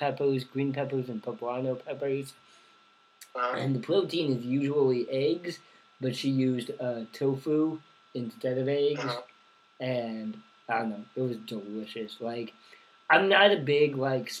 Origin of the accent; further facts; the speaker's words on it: Eastern Oregon, United States; I'm from Eastern Oregon.